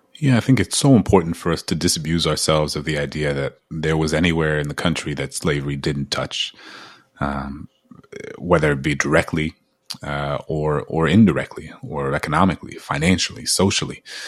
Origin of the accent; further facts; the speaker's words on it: New Orleans, Louisiana, United States; growing up in New Orleans as a kid